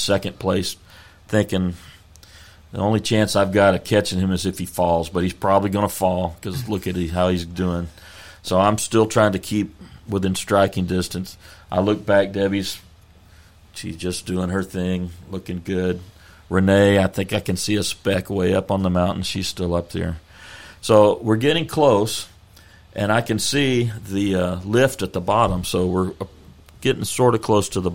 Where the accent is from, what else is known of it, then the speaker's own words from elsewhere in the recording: Texas, United States; we're from Texas.